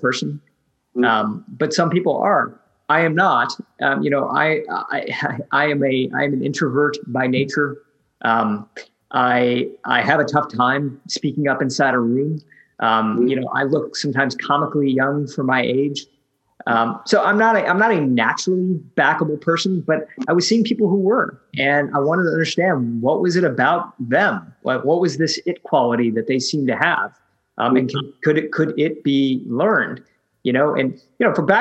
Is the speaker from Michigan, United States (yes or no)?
yes; Michigan, United States; moved away as an adult; also born or lived in San Francisco; moved back from San Francisco to my hometown in Michigan